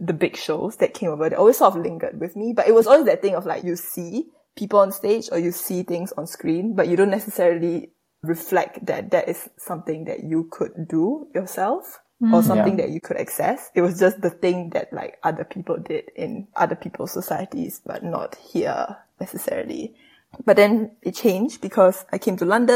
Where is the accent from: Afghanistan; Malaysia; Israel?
Malaysia; moved away as an adult; also born or lived in Singapore; now in United Kingdom; I spent about 6 years going back and forth between Singapore and Malaysia when I did my secondary school years and high school in Singapore